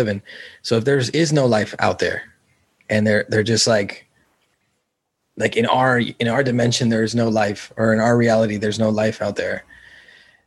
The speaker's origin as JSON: {"language": "English", "region": "California", "country": "United States", "tie": "born or raised there", "said": "I grew up in California"}